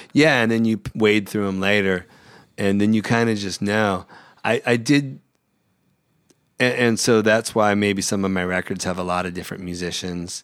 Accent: Central California, United States; moved away as an adult; now in Los Angeles, United States; I grew up in Central California

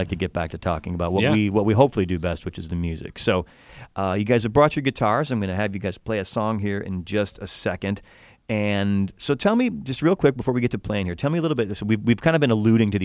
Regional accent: Chicago, Illinois, United States; Chicago, my hometown.

